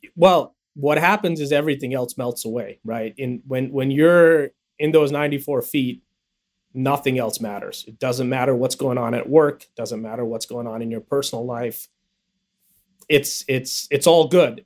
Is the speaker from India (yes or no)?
yes; India; accent: American accent; now in United States; I was a kid who was who was born in the U.S., but my parents moved me back to India when I was young, and they wanted me to be raised there